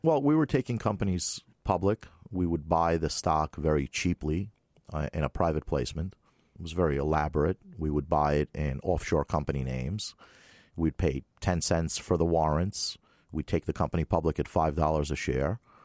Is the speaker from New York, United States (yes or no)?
yes; New York City, New York, United States; also born or lived in Moscow, Russia; I grew up in Brooklyn, knew all those guys